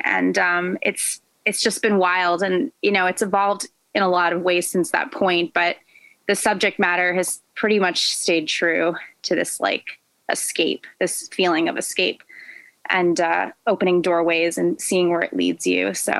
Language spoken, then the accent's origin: English; New York, United States; I came from New York, so I did some private lessons when I was younger.